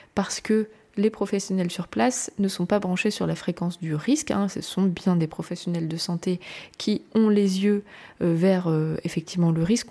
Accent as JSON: {"language": "French", "country": "France", "said": "je suis française, je vous parle du pays que je connais"}